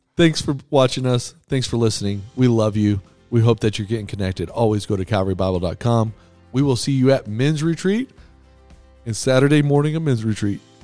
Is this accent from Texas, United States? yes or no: yes; Texas, United States; so I grew up in Texas.